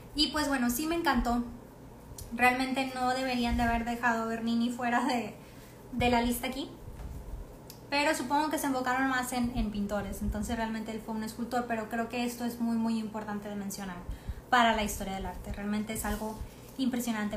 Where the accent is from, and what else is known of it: Mexico